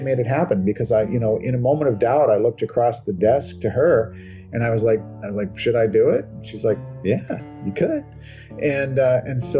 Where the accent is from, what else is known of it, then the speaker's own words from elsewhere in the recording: Minnesota, United States; I'm out of my home state of Minnesota